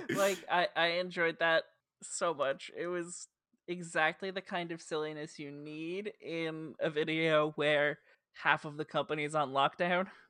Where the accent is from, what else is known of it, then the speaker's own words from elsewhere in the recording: New Jersey, United States; accent: Jersey; my dumb Jersey accent